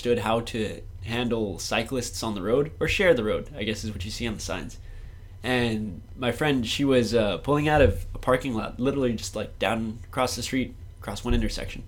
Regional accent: El Paso, Texas, United States; I'm from El Paso, the 905

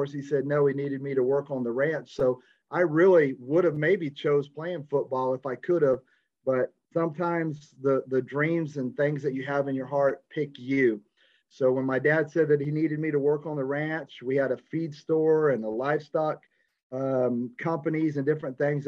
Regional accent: Visalia, California, United States; I was born in Visalia, California

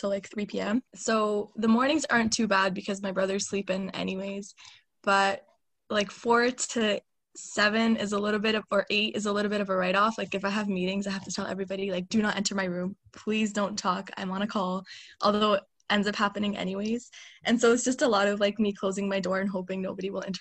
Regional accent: Pakistan; we come from like the same place. We're both Pakistani

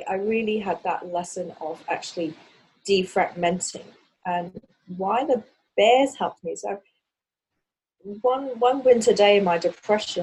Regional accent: Hong Kong; the way I grew up in Hong Kong

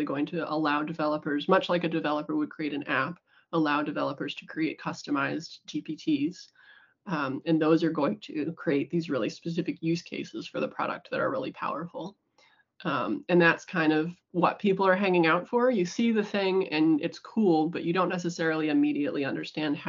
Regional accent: United States; moved away as an adult; now in New Zealand; I'm American. Moved here right after I graduated

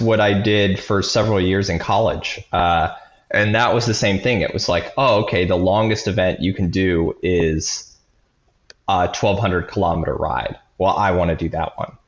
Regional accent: Nebraska, United States; I grew up in Nebraska

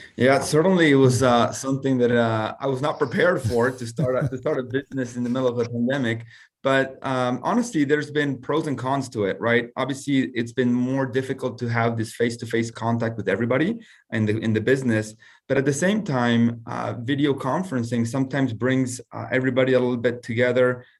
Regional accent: Argentina; moved away as an adult; also born or lived in United States; I'm originally from Argentina.

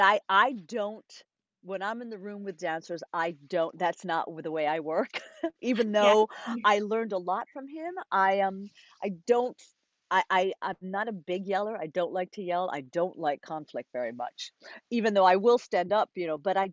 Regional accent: Rhode Island, United States; I had a wonderful dance teacher growing up in Rhode Island

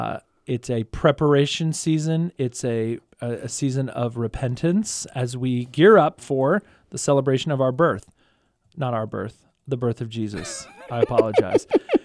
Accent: Kingwood, Texas, United States; So we have one right by the house where I grew up in Kingwood, Texas. Shout out to the Wood.

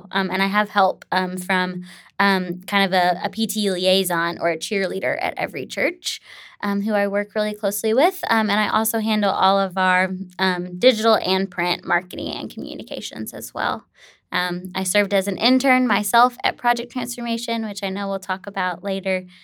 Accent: Tennessee, United States; what would it look like to bring this back to my home state of Tennessee?

